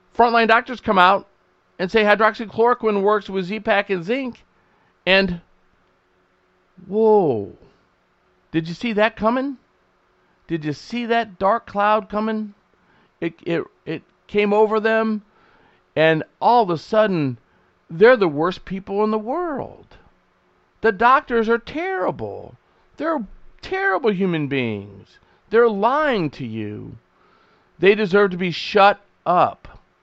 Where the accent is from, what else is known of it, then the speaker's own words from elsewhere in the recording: United States; we as the American people